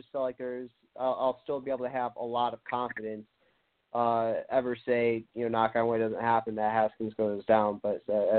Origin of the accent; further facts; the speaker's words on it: Michigan, United States; I'm from Michigan. You know, like, I'm probably about, like, 20 minutes outside of Ann Arbor.